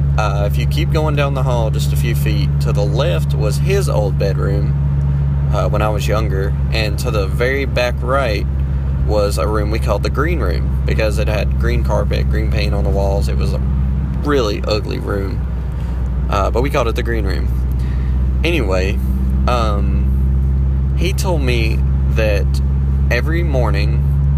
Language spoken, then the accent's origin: English; Danbury, North Carolina, United States; I'm from Danbury, North Carolina. Small little town